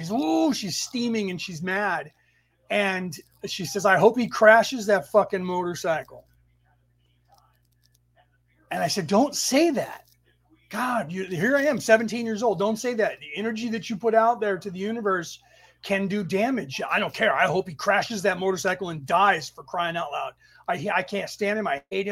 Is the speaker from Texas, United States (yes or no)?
no; San Francisco Bay Area, California, United States; the city that we grew up in the Bay Area, San Francisco Bay Area